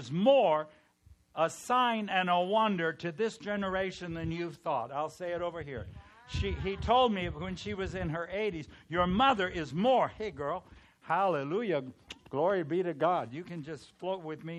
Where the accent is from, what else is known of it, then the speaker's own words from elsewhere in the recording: California, United States; I'm from California